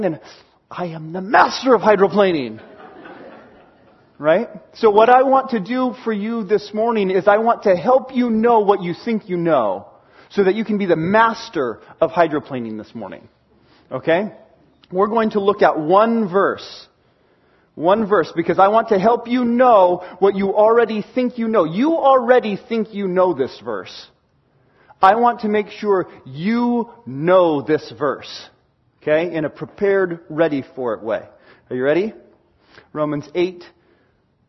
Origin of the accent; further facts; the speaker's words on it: Seattle, Washington, United States; moved away; I grew up in Washington and learned to drive in Washington in the Seattle area